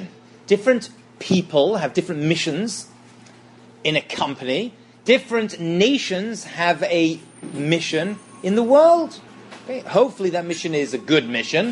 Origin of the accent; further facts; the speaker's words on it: England, United Kingdom; I'm English.